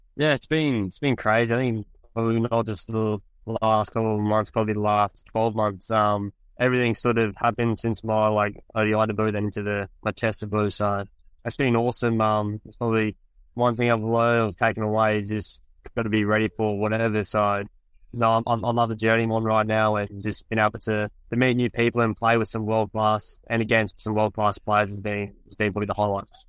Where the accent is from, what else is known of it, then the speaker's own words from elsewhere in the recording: Gold Coast, Queensland, Australia; moved away as an adult; I grew up on the Gold Coast in the, back home in Australia, in Queensland